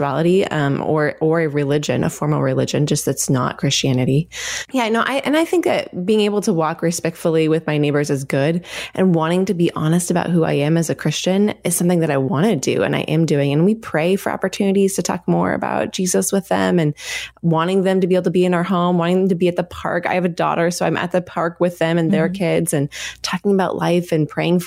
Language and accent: English; Oregon, United States; I grew up here in Oregon